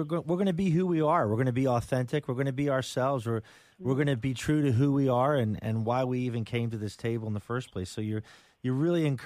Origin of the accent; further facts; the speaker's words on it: Jamison, Pennsylvania, United States; also born or lived in Quakertown, Pennsylvania; I grew up in Jamison, Warwick Township, and I live up in Quakertown.